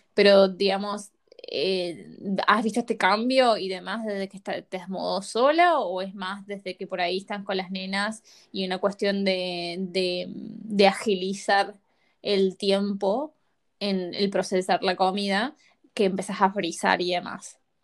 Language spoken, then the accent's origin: Spanish; Córdoba, Argentina; moved away as an adult; Nosotras hemos sido nacidas y criadas en Argentina, en la provincia de Córdoba